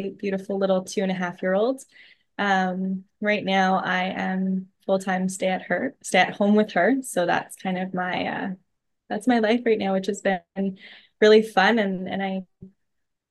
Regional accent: about 2 hours from Ottawa, small town in Northern Ontario, Canada; moved away as an adult; also born or lived in Toronto; I live in a small town in Northern Ontario, which I also never thought that I would do. I lived in Toronto for a number of years. I'm back in my hometown

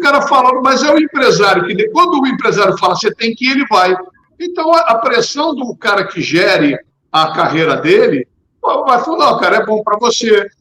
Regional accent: Rio de Janeiro, Brazil; also born or lived in São Paulo; nasci em São Paulo, vim com três anos, quatro para o Rio de Janeiro

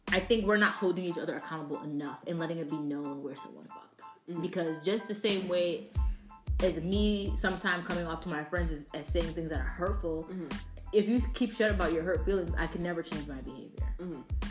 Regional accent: Connecticut, United States; how we was raised in Connecticut

